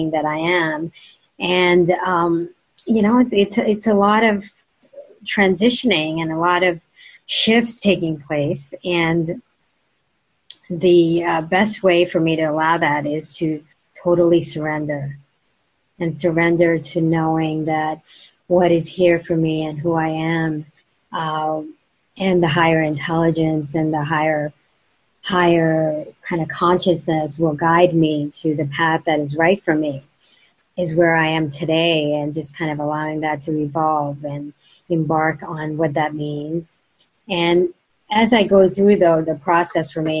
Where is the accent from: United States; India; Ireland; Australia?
India; moved away; growing up in India